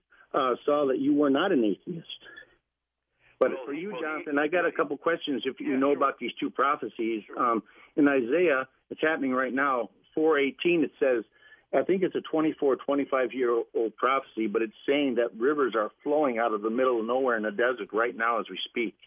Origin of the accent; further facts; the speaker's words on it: Illinois, United States; now in North Dakota, United States; When I was growing up in Illinois